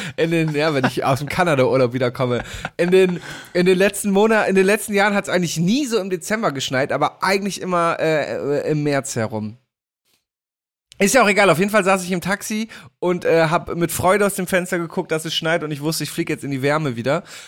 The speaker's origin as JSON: {"language": "German", "town": "Damme", "region": "Lower Saxony", "country": "Germany", "tie": "born or raised there", "said": "aus meiner Heimat"}